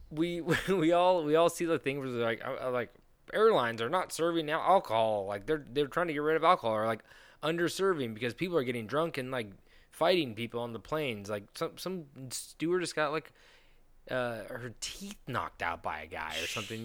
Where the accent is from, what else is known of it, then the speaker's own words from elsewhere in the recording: United States; Americans are fat. We're all fat